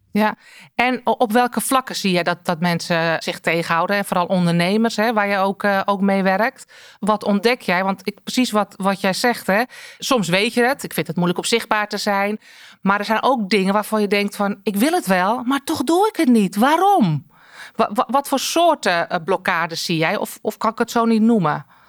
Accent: North Holland, Netherlands; als Noord-Hollander

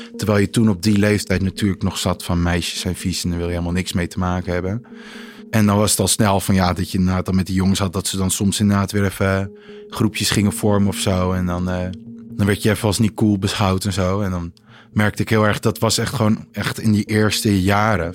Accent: Heemskerk, North Holland, Netherlands; moved away as an adult; now in Amsterdam, Netherlands; ik kom uit Heemskerk, maar ik woon nu in Amsterdam al 2,5 jaar

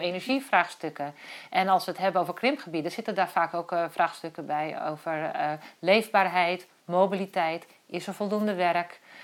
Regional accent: Kop van Noord-Holland, North Holland, Netherlands; ik ben geboren in de kop van Noord-Holland

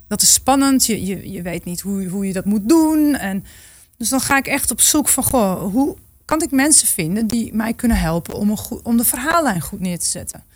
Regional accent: Groningen, Netherlands; ik kom uit Groningen. Dus ergens, ja, denk ik wel dat ik ook een soort van, eh, ja, weet waar ik vandaan kom

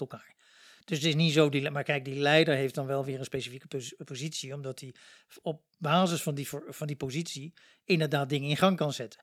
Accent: Luxembourg; now in Netherlands; Ik kom zelf uit Luxemburg

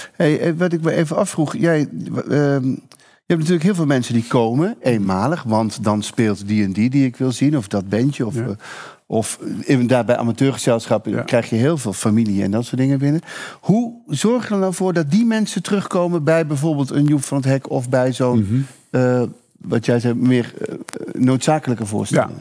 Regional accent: Veghel, North Brabant, Netherlands; ik kom uit Vegel

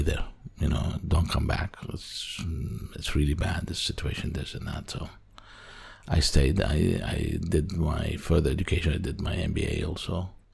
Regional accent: Kuwait; moved away as an adult; also born or lived in Syria / United States / Netherlands; now in Amsterdam, Netherlands; My family um, moved to the Gulf area, to Kuwait particularly, and my father was uh, an engineer and a contractor. We lived there for about high school

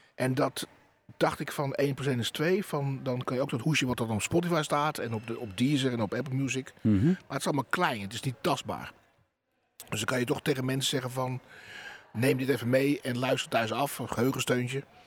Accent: Terschelling, Friesland, Netherlands; bij ons op de Schelling

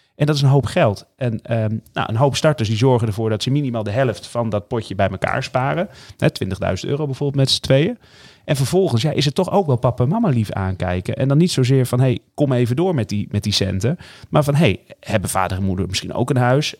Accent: northern Netherlands, Netherlands; mijn roots liggen hier in Noord-Nederland

